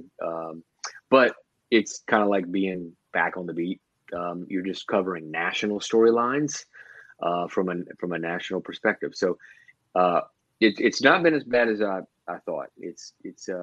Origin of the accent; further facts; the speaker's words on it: Morgan City, Louisiana, United States; I was originally born in Morgan City